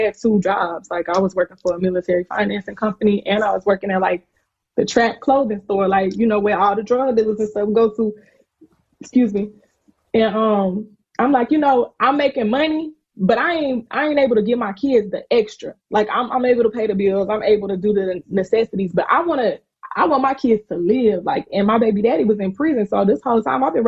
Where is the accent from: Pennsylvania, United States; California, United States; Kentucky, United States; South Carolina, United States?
South Carolina, United States; I'm from South Carolina